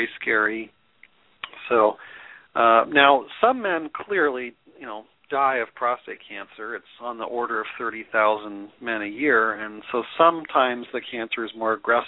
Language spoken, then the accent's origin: English; Denver, Colorado, United States; I'm also actually grew up in Denver